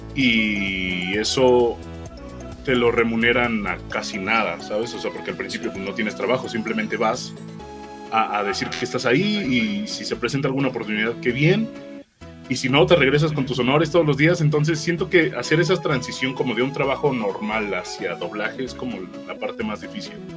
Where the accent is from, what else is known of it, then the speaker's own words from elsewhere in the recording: Ixtapaluca, State of Mexico, Mexico; now in Mexico City, Mexico; yo soy de Ixtapaluca, Estado de México